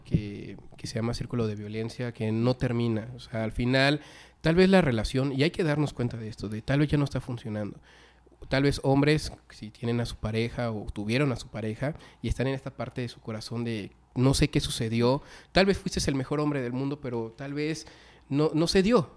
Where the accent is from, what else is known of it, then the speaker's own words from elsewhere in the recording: Mexico; nuestra cultura como mexicanos